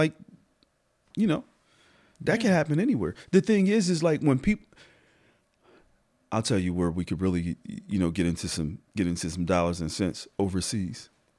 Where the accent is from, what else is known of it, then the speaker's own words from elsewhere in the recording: Harrisburg, Pennsylvania, United States; I am from Harrisburg. Harrisburg? Born and raised. Yep. Hall Manor, South Side.